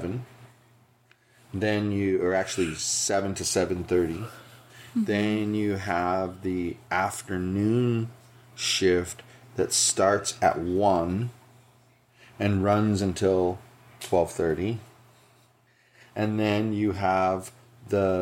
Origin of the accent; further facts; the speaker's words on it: Santa Monica, California, United States; now in Buena Park, United States; I grew up in Santa Monica